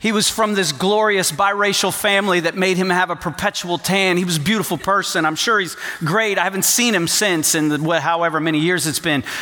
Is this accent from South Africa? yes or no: no; Port-au-Prince, Ouest, Haiti; So, my parents were missionaries. I grew up in Port au Prince, Haiti, and uh, I went to an international school, union school, a lot of different nationalities.